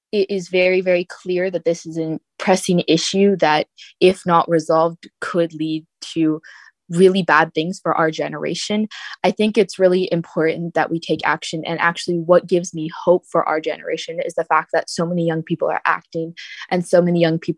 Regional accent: Florida, United States; born there; now in San Diego, United States; So, I was born in South Florida um, during the 2005 hurricane season. And moving to San Diego, I didn't know a lot about climate change initially

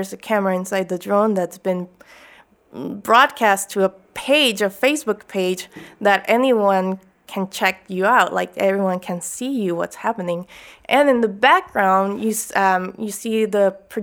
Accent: Chula Vista, California, United States; also born or lived in Tijuana, Mexico; growing up in Chula Vista and Tijuana.

